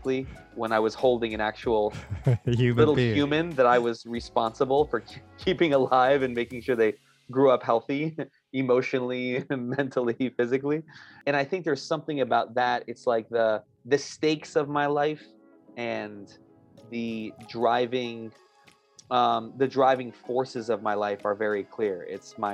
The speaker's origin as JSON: {"language": "English", "town": "New York City", "region": "New York", "country": "United States", "moved": "as an adult", "lives_now": "Atlanta, United States", "said": "I'm originally from New York, and I'm a New Yorker forever, but recently relocated to Atlanta, Georgia."}